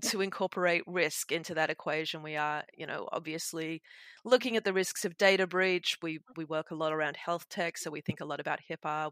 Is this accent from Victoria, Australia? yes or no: no; Sydney, New South Wales, Australia; The Darug people of my hometown, Sydney